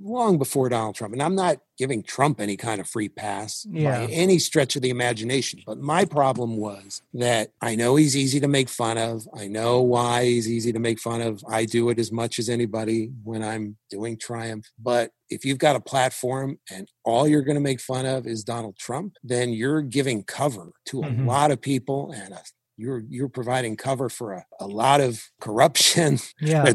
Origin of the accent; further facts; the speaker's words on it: New York, United States; I was from New York